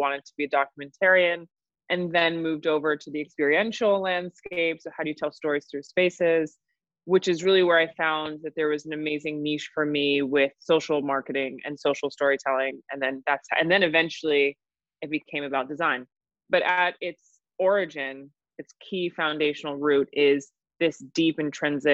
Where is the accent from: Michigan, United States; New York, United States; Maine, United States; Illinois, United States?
New York, United States; New York City; I'm born and raised in New York. I'm a true New Yorker.